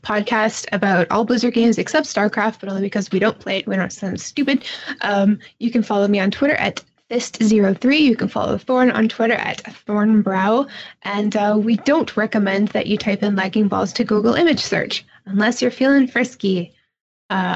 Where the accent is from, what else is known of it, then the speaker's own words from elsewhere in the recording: Canada; moved away; also born or lived in Chicago; I'm actually Canadian